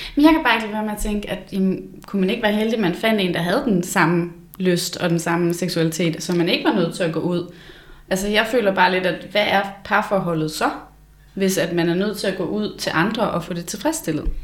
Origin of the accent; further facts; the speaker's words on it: Blokhus, North Denmark Region, Denmark; fra Blokhus, hvor jeg kommer fra.